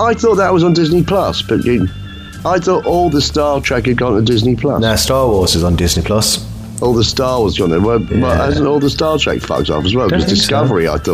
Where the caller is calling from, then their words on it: East of England, United Kingdom; I'm calling from the East. The kind of Norfolk, Norfolk Cambridgeshire border, but I call that the East.